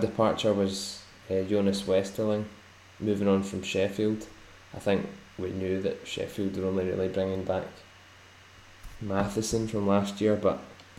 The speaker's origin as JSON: {"language": "English", "country": "Sweden", "tie": "born or raised there", "said": "Growing up in Sweden, you tend to get that."}